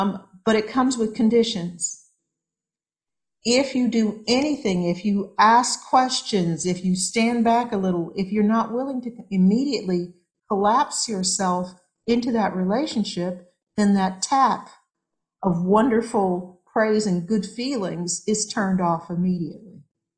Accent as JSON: {"language": "English", "region": "California", "country": "United States", "said": "I come from California, so I care about using recyclable things."}